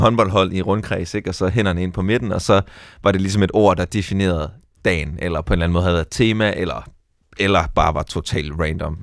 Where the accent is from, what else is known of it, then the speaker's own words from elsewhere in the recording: Skive, Central Denmark Region, Denmark; jeg er vokset op i Skive